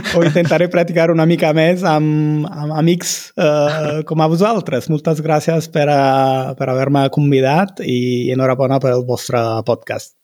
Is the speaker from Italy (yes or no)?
yes; Naples, Campania, Italy; Catalan is a second language; jo sóc de, de Nàpols, que es troba al sud d'Itàlia